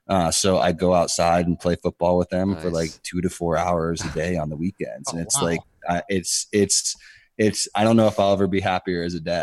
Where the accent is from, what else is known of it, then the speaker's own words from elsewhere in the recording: Pittsburgh, Pennsylvania, United States; born there; Yeah, I was born in Pittsburgh, so I'm a big Steelers fan.